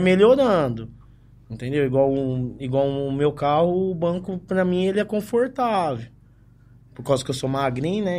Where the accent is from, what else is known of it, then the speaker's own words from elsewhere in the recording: Ribeirão Preto, São Paulo, Brazil; Sou daqui mesmo de Ribeirão, aqui do bairro da Vila Tibério